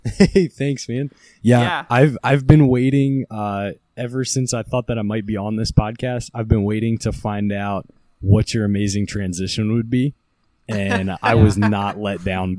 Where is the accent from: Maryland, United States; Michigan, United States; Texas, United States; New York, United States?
Maryland, United States; I'm from Carroll County, so just cows around here.